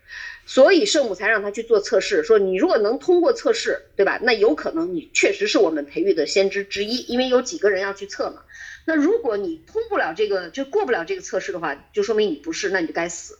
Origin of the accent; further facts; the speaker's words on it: China; 它里面有两个隐藏的东西是我们中国人不太习惯的